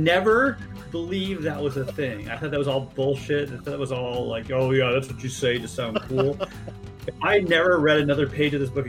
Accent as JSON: {"language": "English", "region": "California", "country": "United States", "said": "Listen to me. I'm from California. I know all this stuff."}